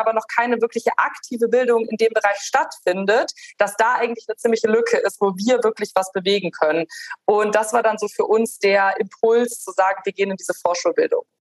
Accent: Rhineland, Germany; moved away; ich bin ursprünglich Rheinländerin

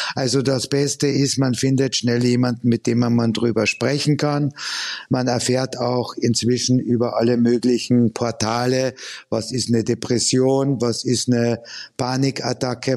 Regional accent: Austria; now in Germany; ich komme ja ursprünglich aus Österreich

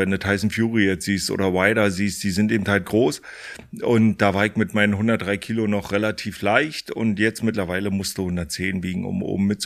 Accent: Fürstenwalde, Brandenburg, Germany; ich komme ja aus der ehemaligen DDR, äh, bin groß geworden in Fürstenwalde, das ist hier auch klar um der Ecke

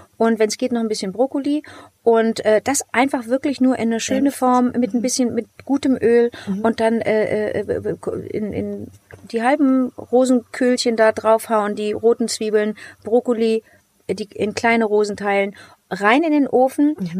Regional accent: Cologne, North Rhine-Westphalia, Germany; Ich bin aus Köln

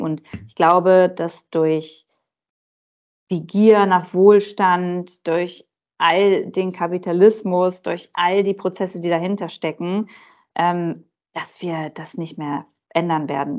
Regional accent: Germany; bei uns in Deutschland

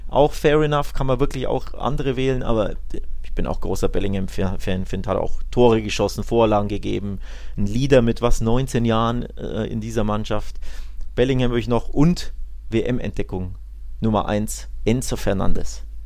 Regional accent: Nuremberg, Bavaria, Germany; bei uns in Nürnberg

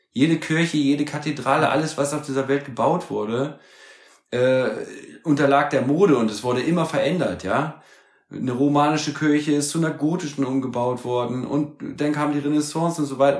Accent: Germany; als Deutsche

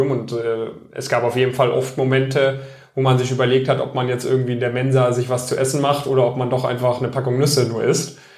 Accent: Metzingen, Baden-Württemberg, Germany; Stuttgart, genau, in, aus Metzingen.

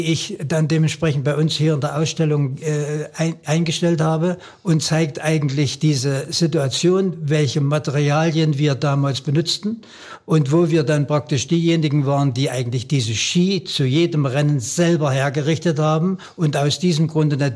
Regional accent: Lauter, Saxony, Germany; born there; Bei uns am, in Lauter, wo ich geboren bin, war ein kleiner, ein kleiner Weg, der etwas steiler war

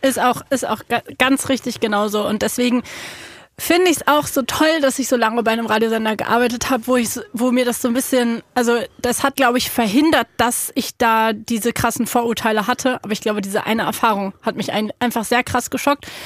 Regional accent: Berlin, Germany; ich bin ja in Berlin aufgewachsen

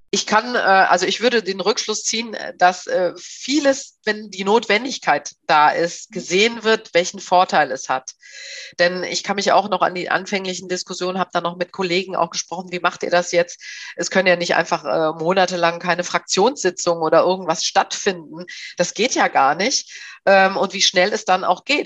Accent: Bergisches Land, North Rhine-Westphalia, Germany; now in Berlin, Germany; ich komme eigentlich ursprünglich aus dem ja, aus Nordrhein-Westfalen, aus dem Bergischen Land, aus dem Rheinland. Und ähm, ich lebe hier in Berlin

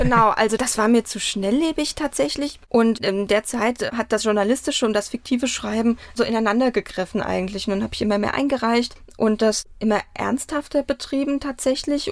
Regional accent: Mainz, Rhineland-Palatinate, Germany; Ich bin auch in Mainz aufgewachsen, in Weisenau

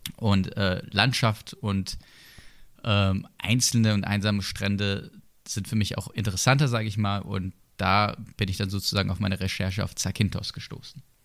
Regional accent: Sinsheim, Baden-Württemberg, Germany; ich komme ja aus der Gegend. Ne? Also als gebürtiger Sinsheimer

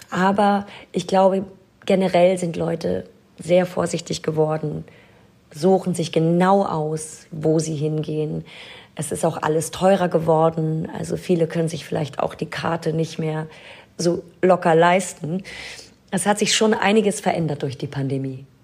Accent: Nidderau, Hesse, Germany; moved away as an adult; also born or lived in Hanau / London / Paris / New York; now in Berlin, Germany; Ich bin in Hanau geboren. Ich bin aufgewachsen in Ostheim, Niederau-Ostheim. Das ist ein kleines Dorf bei Hanau und bin dann direkt von meinem Dorf nach London gegangen

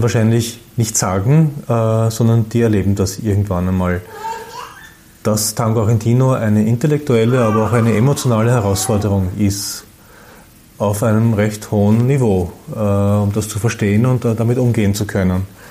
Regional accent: Vienna, Austria; ich bin ein Wiener

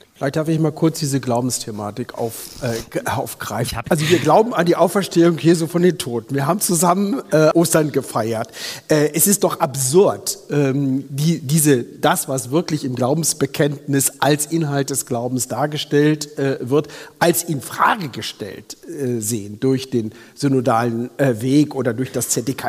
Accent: Lower Saxony, Germany; komme ich aus Niedersachsen

